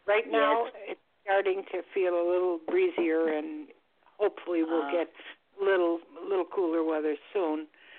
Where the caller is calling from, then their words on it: Florida, United States; I'm calling from Florida.